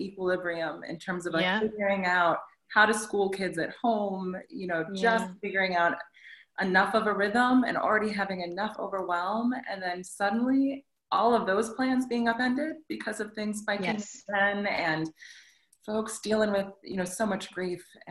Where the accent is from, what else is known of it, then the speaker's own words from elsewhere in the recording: Plainwell, Michigan, United States; moved away as an adult; also born or lived in Southfield, Michigan / New York / South Africa; now in Detroit, United States; I am originally from Michigan, you know, born in Southfield, grew up on the west side of the state in Plainwell